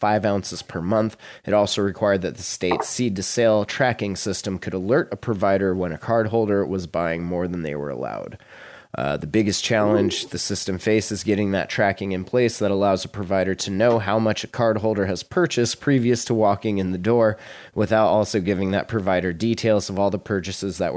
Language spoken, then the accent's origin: English; Montana, United States; moved away; my hometown or my home state